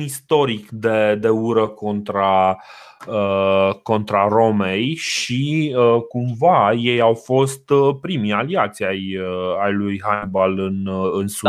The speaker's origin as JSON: {"language": "Romanian", "country": "Romania"}